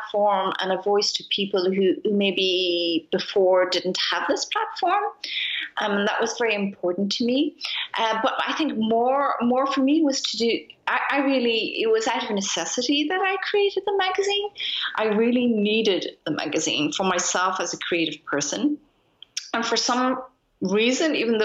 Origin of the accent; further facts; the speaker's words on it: Ireland; now in Berlin, Germany; I'm Irish. I mean, my parents are Japanese, but I grew up in Ireland.